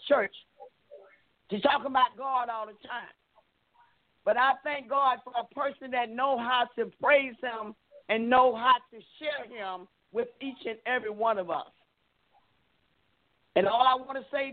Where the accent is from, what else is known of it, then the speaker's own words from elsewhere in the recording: Albany, Georgia, United States; I'm from Albany, Georgia